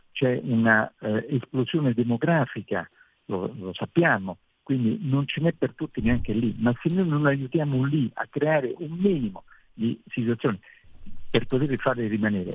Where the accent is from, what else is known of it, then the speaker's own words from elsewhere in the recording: Italy; sono l'unico italiano relatore ombra in Commissione Econ